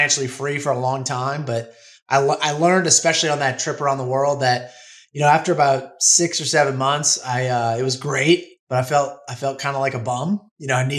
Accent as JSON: {"language": "English", "town": "New Orleans", "region": "Louisiana", "country": "United States", "tie": "born or raised there", "moved": "as an adult", "lives_now": "Florida Panhandle, United States", "said": "I was born and raised in New Orleans, lived there pretty much my whole life until a summer of 2020"}